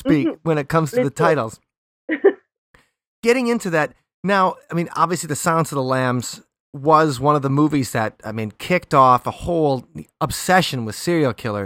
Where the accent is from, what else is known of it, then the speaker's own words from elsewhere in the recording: Milwaukee, Wisconsin, United States; moved away; I'm from Milwaukee originally, and in Milwaukee, we have Jeffrey Dahmer